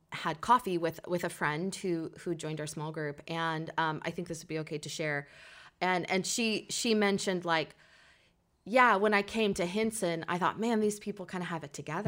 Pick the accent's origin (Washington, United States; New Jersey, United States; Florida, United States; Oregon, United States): Oregon, United States; Portland; also born or lived in Salem, Oregon; here in Portland